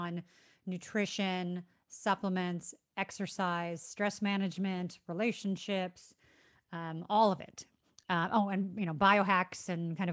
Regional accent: Chicago, Illinois, United States; moved away as an adult; also born or lived in South Florida; now in San Diego, United States; I grew up in Chicago.

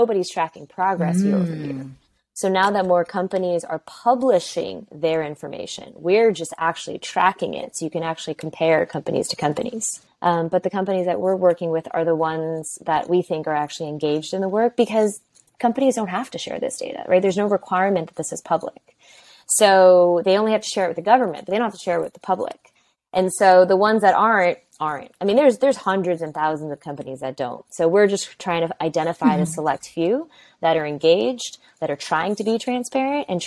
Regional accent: New York, United States; I'm first generation Chinese, born and raised in New York

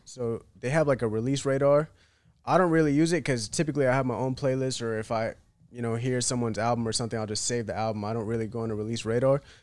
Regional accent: Chapel Hill, North Carolina, United States; born or raised there; moved away as an adult; also born or lived in Bishop's Stortford, England / Iraqi Kurdistan (parents); now in Miami, United States

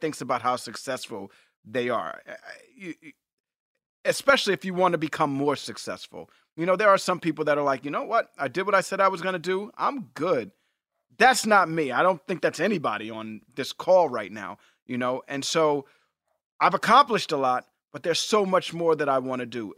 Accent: Texas, United States; I'm from Texas, where we talk slow.

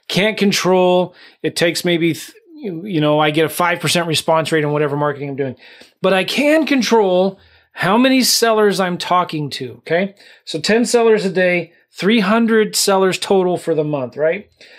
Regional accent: California, United States; now in St. Louis, United States; Well, I'm not from St. Louis. I was from California, but I live in St. Louis.

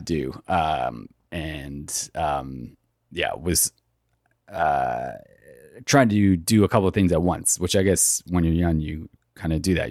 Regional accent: Toronto, Ontario, Canada; I grew up in Etobicoke in the western part of Toronto.

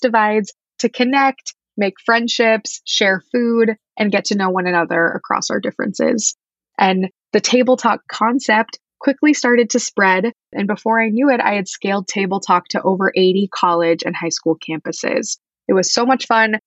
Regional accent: Wichita, Kansas, United States; moved away as an adult; also born or lived in East Coast; I am originally from Wichita, Kansas, Midwest, born and bred

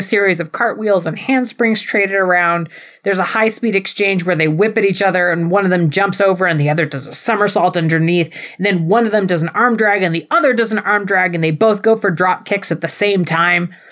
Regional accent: New Mexico, United States; I'm from New Mexico

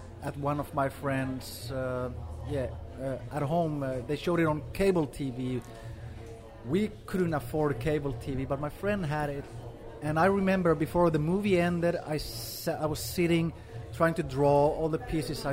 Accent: Gothenburg, Västra Götaland, Sweden; moved away as an adult; also born or lived in Finland; I'm originally from Finland, but I grew up in Sweden in a town called Gothenburg.

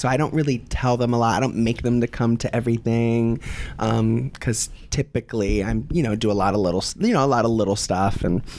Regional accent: Tampa, Florida, United States; moved away; I'm from Florida. Tampa Bay.

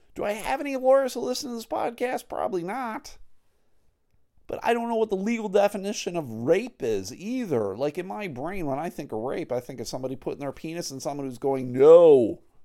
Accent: Buffalo, New York, United States; now in Michigan, United States; I live in Michigan. Uh, I grew up in Buffalo

